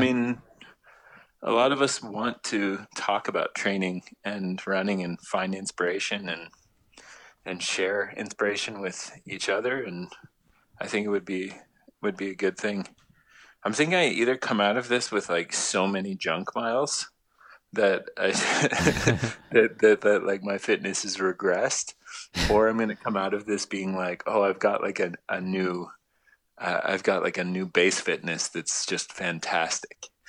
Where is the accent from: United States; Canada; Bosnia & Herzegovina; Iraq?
Canada; Toronto, Ontario; I'm from Toronto